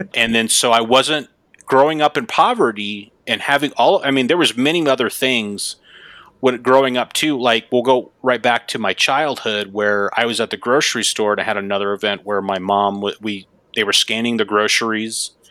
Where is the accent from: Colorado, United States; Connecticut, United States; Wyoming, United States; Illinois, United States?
Wyoming, United States; Gillette; that's where I'm, where I'm from, Gillette, Wyoming.